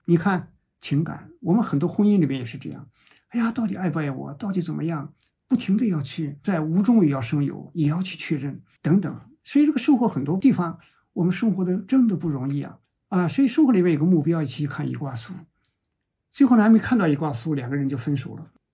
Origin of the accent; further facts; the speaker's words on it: China; 我们中国人